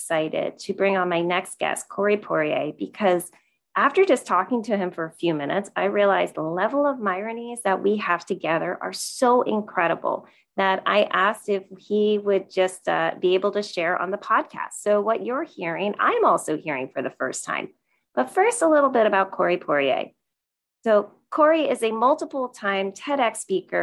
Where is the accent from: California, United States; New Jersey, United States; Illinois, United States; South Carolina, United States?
New Jersey, United States; I'm originally from New Jersey, like an hour outside New York City.